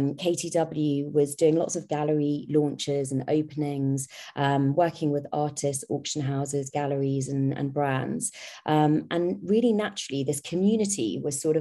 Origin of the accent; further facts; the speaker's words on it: London, United Kingdom; I'm a Londoner, born and bred, but half Sri Lankan.